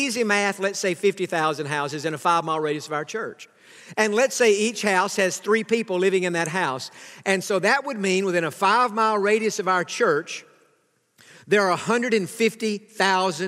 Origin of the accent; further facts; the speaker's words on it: Sulphur Springs, Texas, United States; now in Pasadena, United States; I grew up in Sulphur Springs, Texas, and there were about 15,000 people in the town.